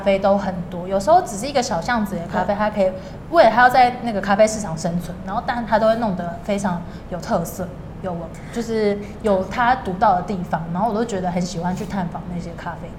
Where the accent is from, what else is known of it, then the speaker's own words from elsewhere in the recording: Taiwan; 台湾还算是，还是我的家乡，就是我可能未来还是会定在这里